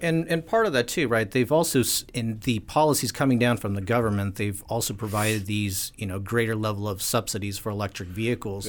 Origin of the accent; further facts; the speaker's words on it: California, United States; My home state of California